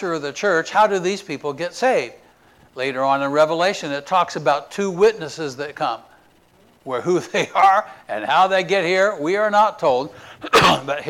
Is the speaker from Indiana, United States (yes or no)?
yes; Indiana, United States; now in Florida, United States; We're from Indiana